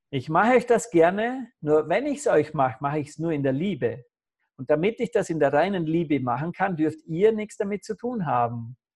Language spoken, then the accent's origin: German; Vorarlberg, Austria; born there; dass in, in Vorarlberg am Bodensee, wo ich geboren bin, wollen sie in einem Spital diese Krebsstation zusperren